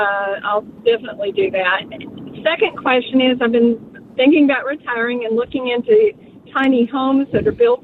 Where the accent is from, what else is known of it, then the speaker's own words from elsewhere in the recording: Texas, United States; I'm from Texas